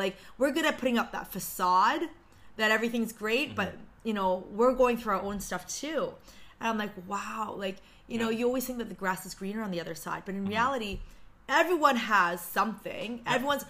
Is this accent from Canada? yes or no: yes; Canada; I'm so thankful to be Korean Canadian.